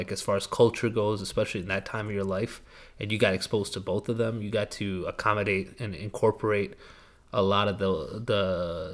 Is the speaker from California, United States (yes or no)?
no; Kentucky, United States; also born or lived in Chicago, Illinois; I grew up in Kentucky.